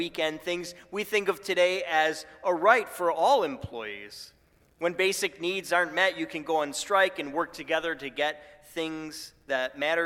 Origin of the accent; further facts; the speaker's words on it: Buffalo, New York, United States; My hometown of Buffalo